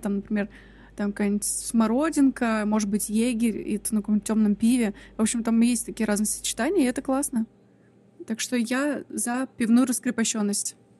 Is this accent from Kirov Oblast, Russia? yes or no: no; Kemerovo, Kemerovo Oblast, Russia; мы все выросли в Кемерово